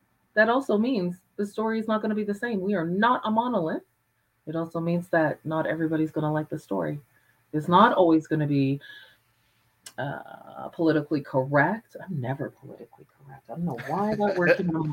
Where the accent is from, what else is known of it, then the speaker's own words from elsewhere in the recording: Calgary, Alberta, Canada; I was a Black person in Calgary in the 70s.